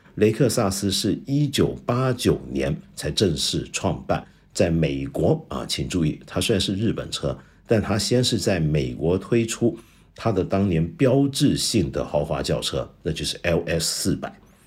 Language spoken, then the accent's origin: Chinese; China; 我们中国人爱喝热饮